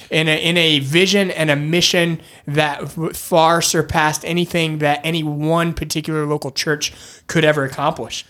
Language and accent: English; Michigan, United States; moved away as an adult; also born or lived in Northeast US; now in Northeast, United States; I grew up in Michigan, uh, moved to the Northeast uh, about 11 years ago